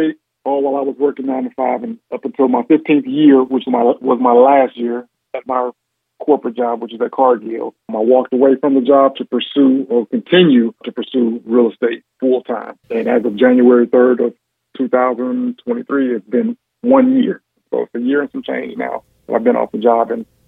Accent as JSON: {"language": "English", "town": "Gary", "region": "Indiana", "country": "United States", "tie": "born or raised there", "also_born_or_lived": "West Lafayette, Indiana", "said": "Born and raised in Gary, Indiana"}